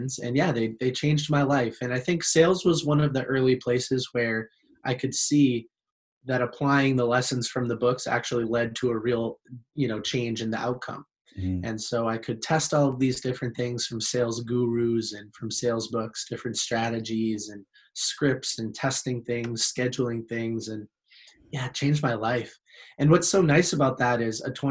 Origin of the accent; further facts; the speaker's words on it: Boston, Massachusetts, United States; I'm from the United States, Boston, Massachusetts specifically.